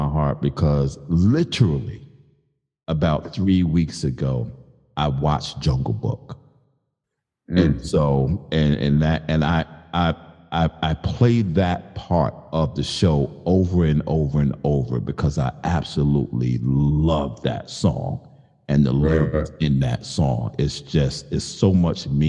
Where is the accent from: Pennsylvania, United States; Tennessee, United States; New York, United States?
New York, United States; Brooklyn; my growing up in Brooklyn